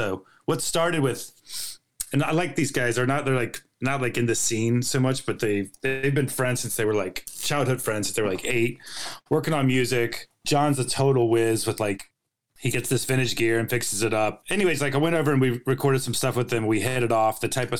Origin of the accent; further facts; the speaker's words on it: North Carolina, United States; moved away as an adult; also born or lived in Los Angeles; I'm from North Carolina.